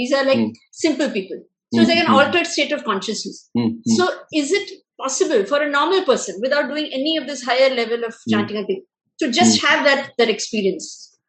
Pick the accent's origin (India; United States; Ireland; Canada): India; South India; So I'm from South India